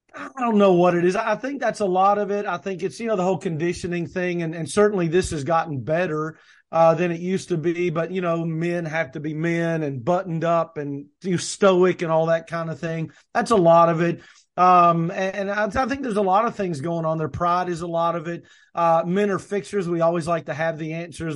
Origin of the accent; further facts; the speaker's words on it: the South, United States; I say niche, people say niche. I'm from the South